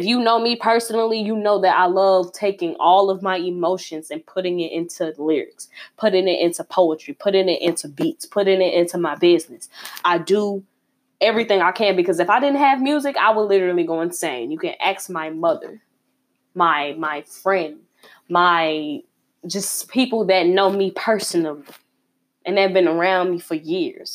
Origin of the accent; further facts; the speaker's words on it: Chicago, Illinois, United States; I'm repping my hometown, Chicago, Northside